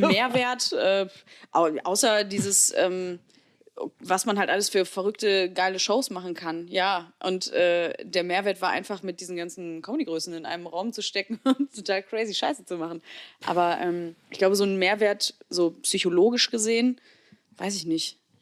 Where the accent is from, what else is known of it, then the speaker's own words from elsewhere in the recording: Heinsberg, North Rhine-Westphalia, Germany; ich komme ja auch vom Dorf, ich komme aus Heinsberg.